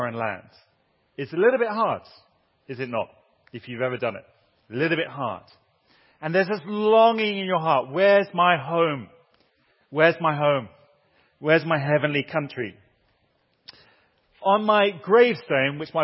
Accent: Southampton, South East England, United Kingdom; also born or lived in Turkey; now in Durham, United Kingdom; I was born in Southampton.

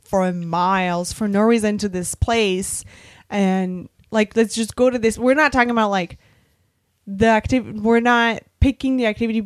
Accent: France; moved away as an adult; now in United States; my last year of high school in France, there were and still are two McDonald's in my hometown

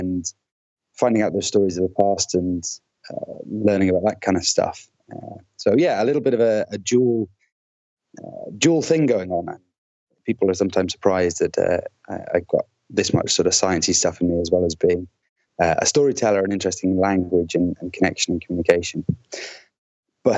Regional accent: Scottish Borders, Scotland, United Kingdom; also born or lived in Bristol / Newcastle; I did most of my growing up and childhood in the Scottish Borders.

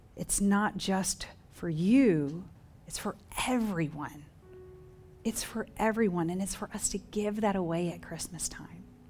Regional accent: Dover, Oklahoma, United States; moved away; My hometown, Dover, Oklahoma, population five hundred

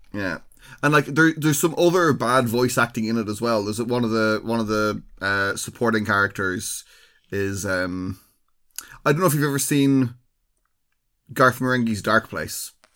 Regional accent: Ireland; we are well known in Ireland for having

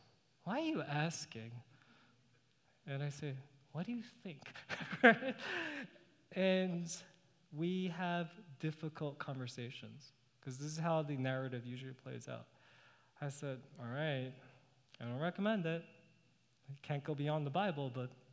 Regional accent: New York City, New York, United States; now in Northern Virginia, United States; I grew up in New York City.

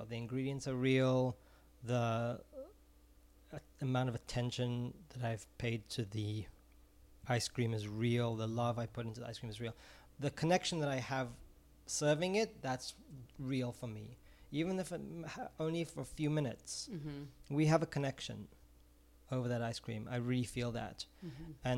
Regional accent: Israel; moved away; I'm originally from Israel

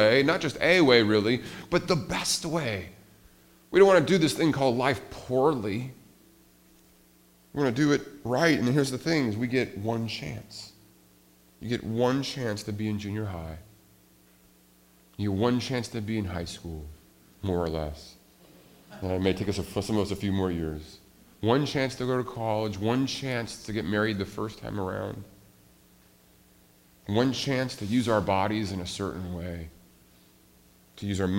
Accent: Montana, United States; I grew up in Montana

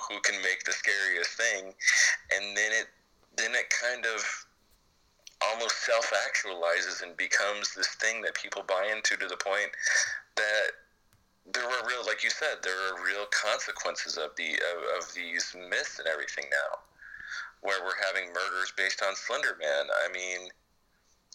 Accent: the South, United States; I grew up in the South

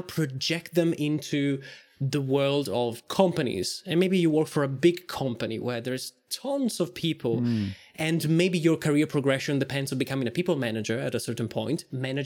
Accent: Italy; moved away as an adult; now in Ireland; I grew up in Italy

